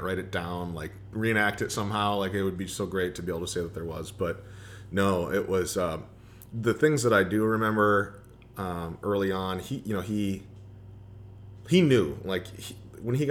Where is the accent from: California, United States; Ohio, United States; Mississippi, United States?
Ohio, United States; Toledo; to be at a D1 school in my hometown where I still knew everybody